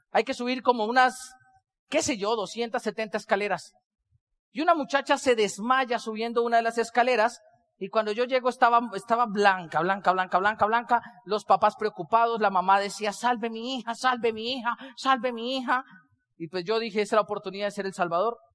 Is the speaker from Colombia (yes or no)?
yes; Colombia; ¿Y de dónde eres tú? Yo le digo, soy colombiano.